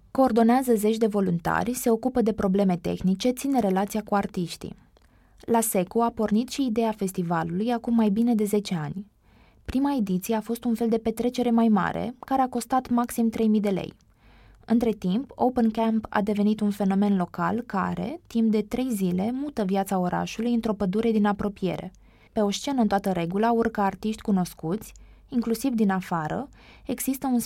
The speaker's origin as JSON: {"language": "Romanian", "town": "Vaslui", "region": "Vaslui County", "country": "Romania", "tie": "born or raised there", "said": "Când eram prin clasa a 10-a, mă plângeam. Doamne, de ce m-am născut în Vaslui? pentru că nu se întâmplau mari lucruri."}